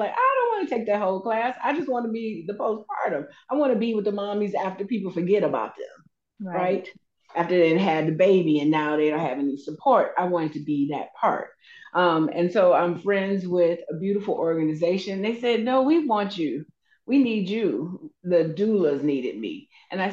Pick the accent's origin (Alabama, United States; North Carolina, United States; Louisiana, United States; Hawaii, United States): Alabama, United States; Anniston; moved away; also born or lived in Georgia; I am from Anniston, Alabama, a little bitty town, probably like 2 hours away from Atlanta, and then probably 2 hours, maybe 1.5 hours away from Birmingham. I grew up there. I was born there, but didn't live there all my time